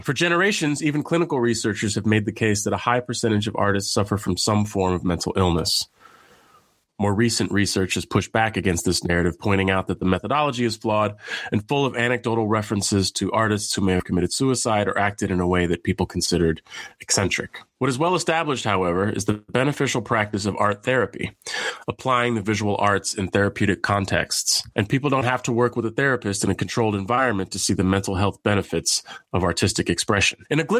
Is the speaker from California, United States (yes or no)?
yes; San Francisco, California, United States; Nikki Lau was born and raised in San Francisco, California, my hometown.